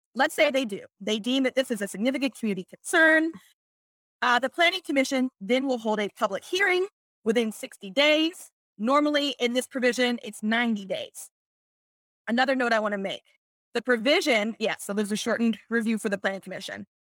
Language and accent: English; Pittsburgh, Pennsylvania, United States; I'm from Pittsburgh, I add S to things